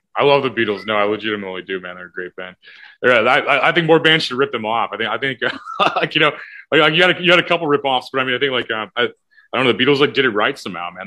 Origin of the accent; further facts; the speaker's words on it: O'Fallon, United States; in O'Fallon, oh where I'm actually from